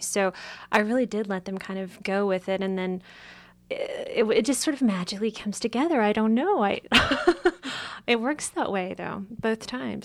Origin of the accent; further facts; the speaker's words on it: East Tennessee, United States; accent: hillbilly; moved away; I'm from East Tennessee